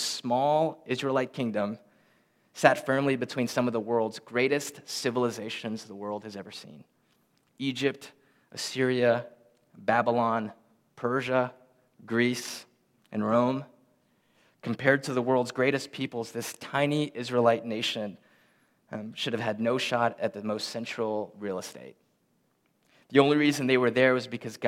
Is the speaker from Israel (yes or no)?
no; Philippines; moved away; we're from the Philippines. We're both born in the Philippines.